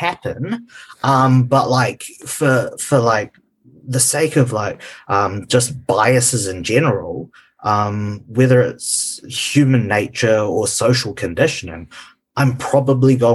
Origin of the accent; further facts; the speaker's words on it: New Zealand; also born or lived in Malaysia; growing up in New Zealand